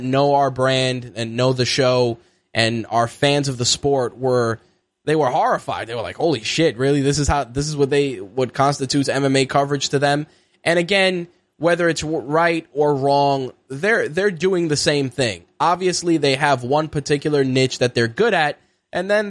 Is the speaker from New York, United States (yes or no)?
yes; New York, United States; as a New Yorker